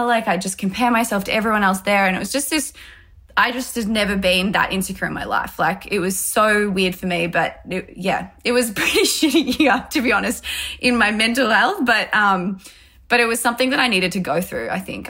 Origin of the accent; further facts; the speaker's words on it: Melbourne, Victoria, Australia; I grew up here in Melbourne